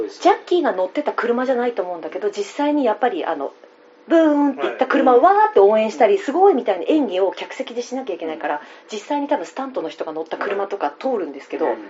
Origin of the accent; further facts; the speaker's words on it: Miyagi, Japan; 私地元が宮城県なんですけど